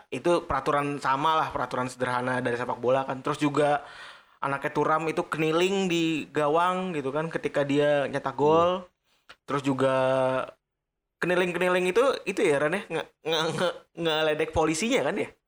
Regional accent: Bekasi, West Java, Indonesia; lagian kita sebagai orang Bekasi atau kalau kecil juga kita nggak mau dipanggil Pele ya

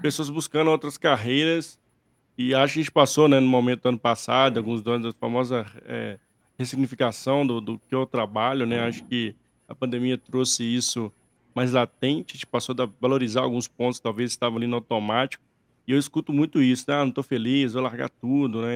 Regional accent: interior of Minas Gerais, Brazil; moved away; Eu sou do interior de Minas

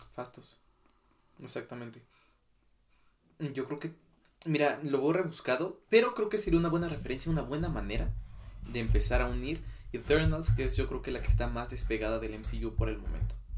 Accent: Mexico; a mí como mexicano

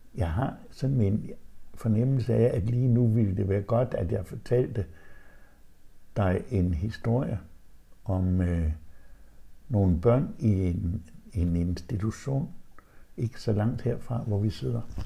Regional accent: Vendsyssel, North Denmark Region, Denmark; i Vendsyssel, hvor jeg kommer fra

